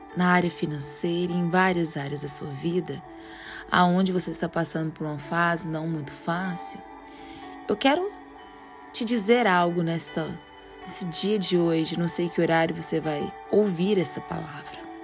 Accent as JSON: {"language": "Portuguese", "town": "Goiânia", "region": "Goiás", "country": "Brazil", "said": "sou de Goiânia, Goiás"}